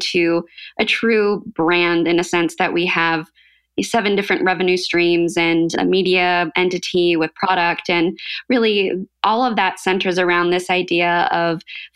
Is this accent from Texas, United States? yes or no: no; St. Charles, Illinois, United States; also born or lived in Iowa; I grew up in the Chicago suburbs. So St. Charles, it's right outside of the city